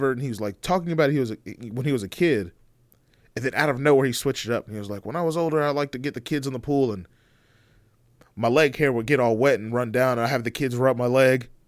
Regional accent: Connecticut, United States; you know growing up in Connecticut

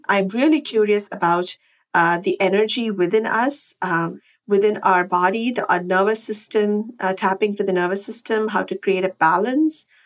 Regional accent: Chennai, Tamil Nadu, India; moved away as an adult; now in Westchester, United States; I am a Chennai girl. I grew up in Chennai.

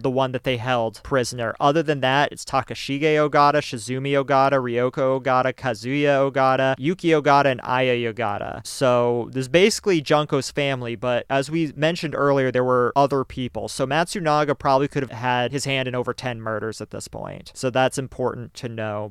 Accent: Maine, United States; we're from Maine.

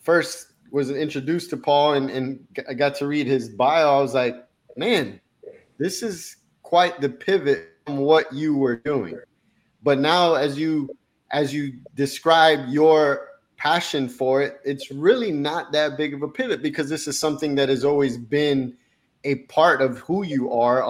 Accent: Miami, Florida, United States; also born or lived in Colombia; I was born in Colombia, South America, but I grew up in Miami

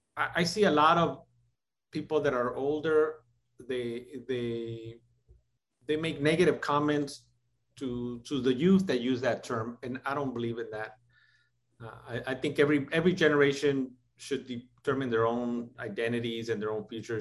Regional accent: Los Angeles, California, United States; also born or lived in Tijuana, Mexico; being raised in housing projects in East

